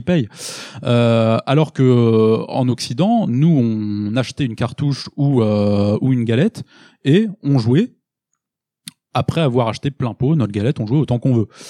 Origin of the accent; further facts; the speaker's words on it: France; nous en tant que Français